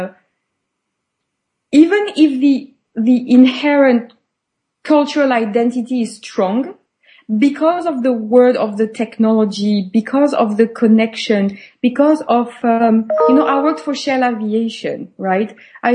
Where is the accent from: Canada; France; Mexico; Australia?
France; moved away; also born or lived in United Kingdom / Switzerland / Spain / United States; I was born and raised in France, but I've never worked in France.